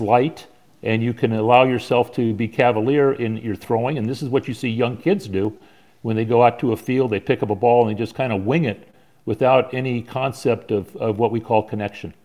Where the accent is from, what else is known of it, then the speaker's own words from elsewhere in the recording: San Diego, California, United States; growing up in San Diego